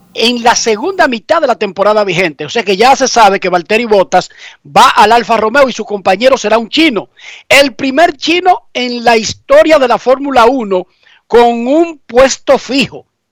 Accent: Dominican Republic; now in United States

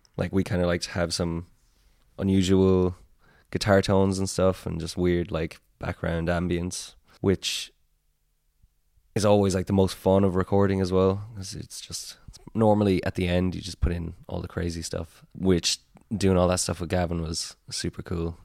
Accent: Tipperary, Munster, Ireland; now in Cork, Ireland; We're all from Tipperary, but, like, I live in Cork

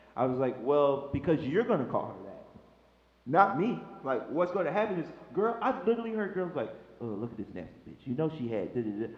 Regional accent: Chicago, Illinois, United States; moved away as an adult; I'm a boy from Chicago, Illinois

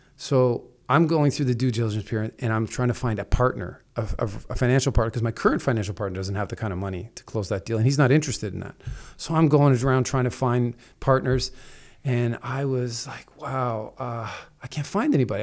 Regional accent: Toronto, Ontario, Canada; I come from Toronto, so we're used to smaller apartments

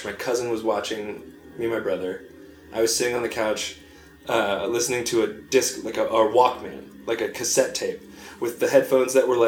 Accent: North Carolina, United States; also born or lived in Long Island, New York / Virginia; I moved to North Carolina when I was six, but like most of my life was like spent in and around the South.

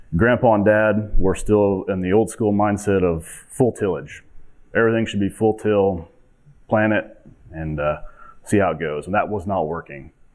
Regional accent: Montezuma, Kansas, United States; I'm 38 years old from a small town in southwest Kansas called Montezuma

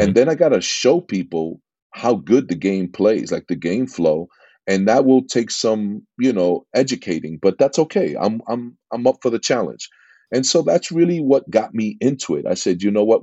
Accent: New York City, New York, United States; accent: East Coast; moved away as an adult; also born or lived in Jackson Heights, Queens; now in Laguna Niguel, United States; I'm from New York, uh, born and raised in, uh, in Corona, Queens

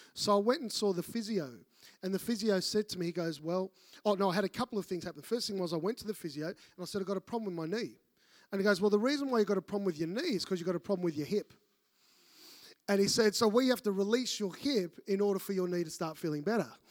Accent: Melbourne, Victoria, Australia; moved away; I'm from Melbourne

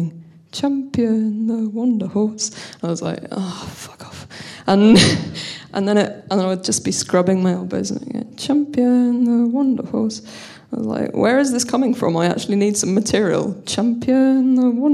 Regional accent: London, United Kingdom; I'm from London

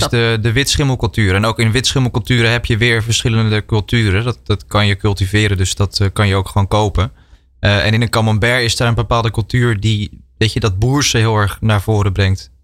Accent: Netherlands; wij eh, als Nederlanders

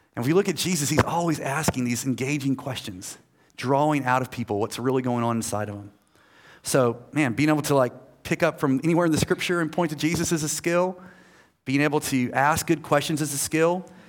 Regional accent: United States; I'm American

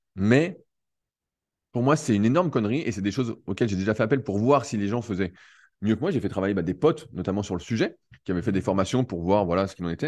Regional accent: Annecy, Auvergne-Rhône-Alpes, France; je suis d'Annecy

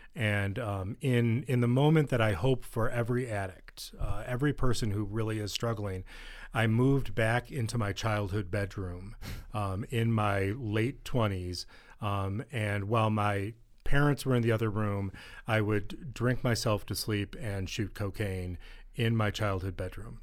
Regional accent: East Coast, United States; I grew up on the East Coast

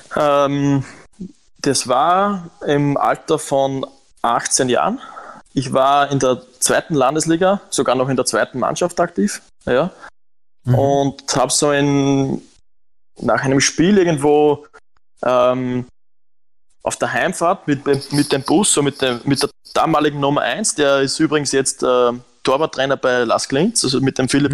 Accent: Lower Austria, Austria; moved away as an adult; also born or lived in Romania; now in Germany; ich bin in Niederösterreich am Land aufgewachsen

